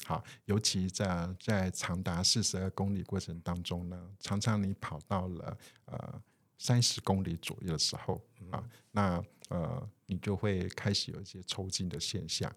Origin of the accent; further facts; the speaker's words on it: Taiwan; 我们的整个呃台湾哈，或者是我们华人的文化